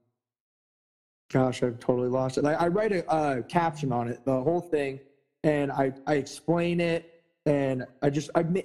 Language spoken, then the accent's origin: English; United States; I, as an American